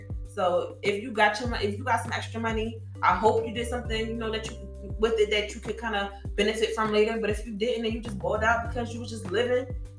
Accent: Philadelphia, Pennsylvania, United States; I can't afford to live in a neighborhood I grew up in. I grew up in North Philly, mm-hmm. and I can't afford to live in that motherfucker.

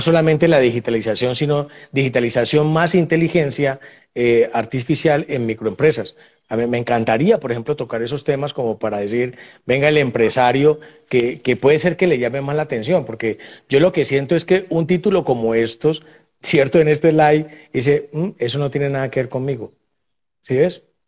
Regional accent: Buenaventura, Valle del Cauca, Colombia; yo soy de Buenaventura

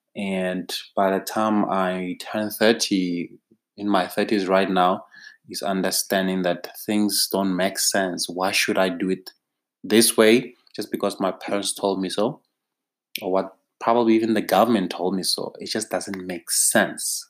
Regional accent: South Africa; as a South African

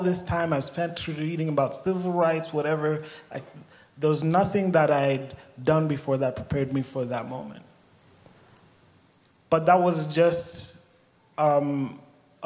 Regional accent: Kenya; moved away as an adult; now in Sioux Falls, United States; I was born and raised in Kenya

